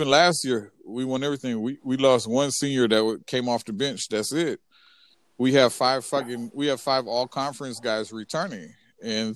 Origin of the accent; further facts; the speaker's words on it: Richfield, Minnesota, United States; we're from Richfield right by Minneapolis